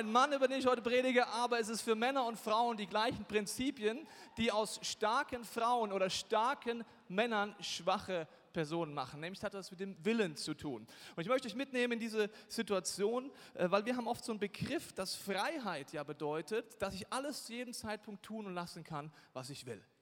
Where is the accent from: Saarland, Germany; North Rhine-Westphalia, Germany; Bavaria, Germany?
Bavaria, Germany; Und ich komme aus Bayern, da hat man gewisse Probleme, wenn man kurz keinen Alkohol trinken will.